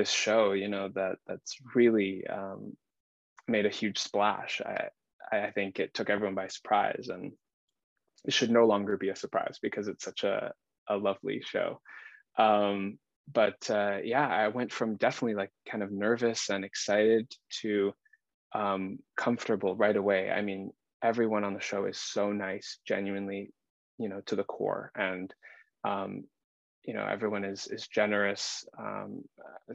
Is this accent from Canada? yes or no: yes; around Squamish, British Columbia, Canada; my hometown